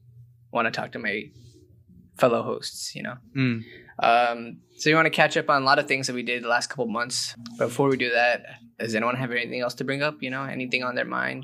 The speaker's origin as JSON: {"language": "English", "region": "Ohio", "country": "United States", "moved": "yes", "said": "And I'm from Ohio, so I wanted to go back, except not there."}